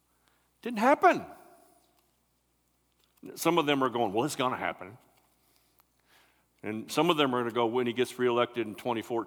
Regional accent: West Branch, United States; We grew up in West Branch together

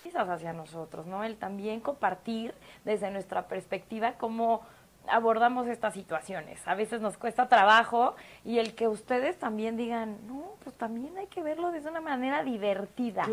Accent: Mexico; como mexicana

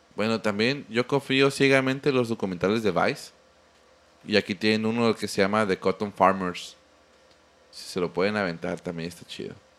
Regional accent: Mexico; uno como mexicano

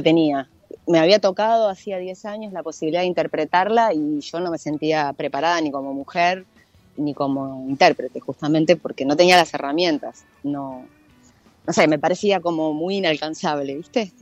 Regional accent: Uruguay; now in Argentina; yo soy nací en Uruguay.

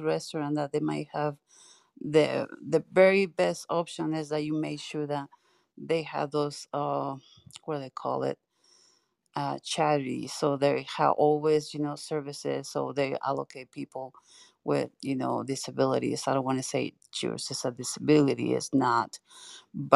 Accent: Mexico City, Mexico; also born or lived in Utah; now in Washington, United States; I'm from Mexico City

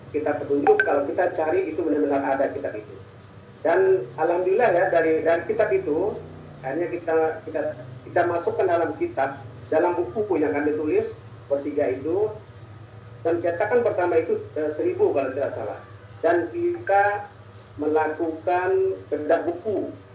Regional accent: Simpang Empat, Tangaran District, Sambas, West Kalimantan, Indonesia; kampung saya di di Simpang 4, sekarang Kecamatan Tengaran ya, dulu Kecamatan Teluk Keramat

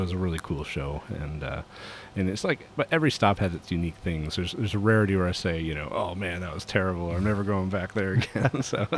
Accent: Cranberry Lake, New York, United States; now in Redding, United States; I currently live in Redding, California. I grew up in the Adirondack Mountains up in Cranberry Lake, New York.

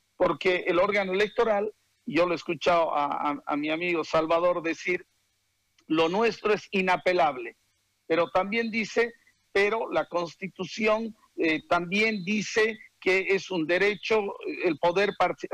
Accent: Bolivia; los bolivianos

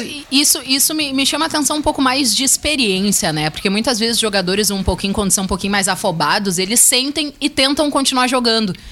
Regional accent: Brazil; eu também sou brasileira

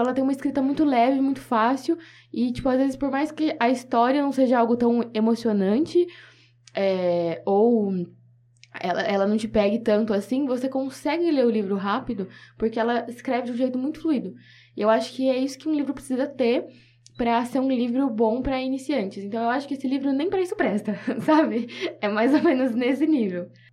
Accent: Bauru, São Paulo, Brazil; eu sou daqui de Bauru, tenho minha família aqui.

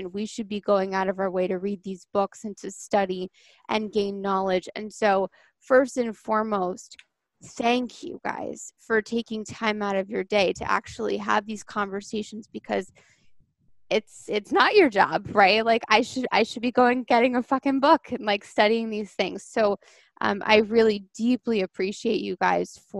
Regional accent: Long Island, New York, United States; now in Connecticut, United States; Um, and you guys know I'm from Long Island and I live in Connecticut now.

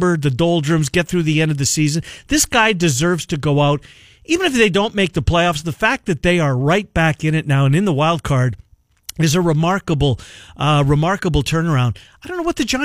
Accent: Canada; growing up in Canada

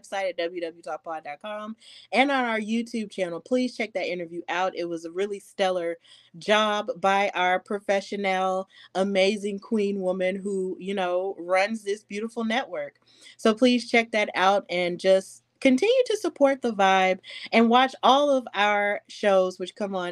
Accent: Deep South, United States; I am from the Deep South

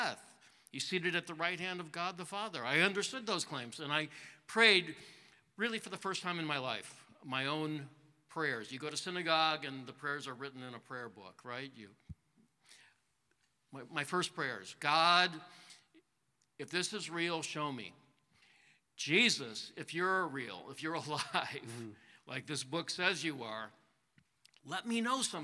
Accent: Chicago, Illinois, United States; grew up in the Chicago area

